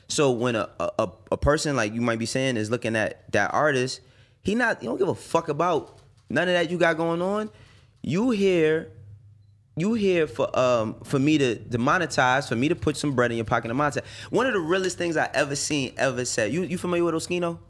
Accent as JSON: {"language": "English", "town": "New York City", "region": "New York", "country": "United States", "tie": "born or raised there", "also_born_or_lived": "Harlem", "said": "I was born and raised in the Bronx. I moved to Harlem when I was twelve"}